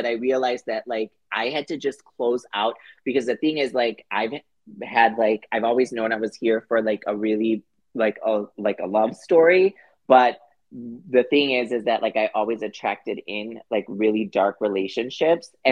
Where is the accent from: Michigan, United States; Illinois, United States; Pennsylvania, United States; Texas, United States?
Illinois, United States; Chicago; moved away as an adult; now in Los Angeles, United States; I'm from Chicago, so I moved